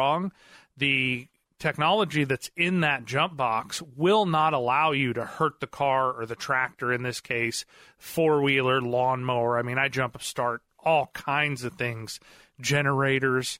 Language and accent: English; Marionville, Missouri, United States; I grew up there in Marionville